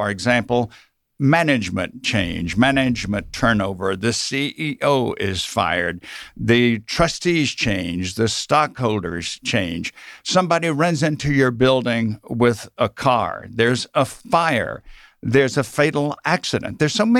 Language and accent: English; Mississippi, United States; now in Georgia, United States; I grew up in South Mississippi, so I suppose I started with an accent